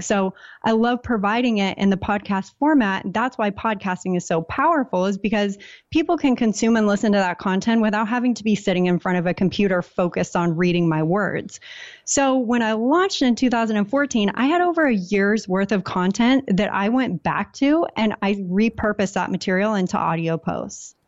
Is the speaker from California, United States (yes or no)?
yes; San Diego, California, United States; moved away as an adult; also born or lived in Portland, Maine; I grew up in San Diego, very typical, like, go to school, get a job.